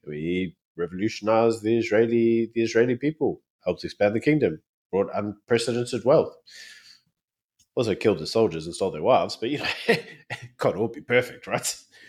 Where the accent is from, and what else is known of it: South Africa